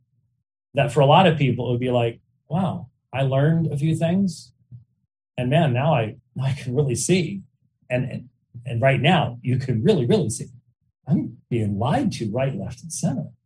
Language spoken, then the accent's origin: English; Arizona, United States; I was raised in Arizona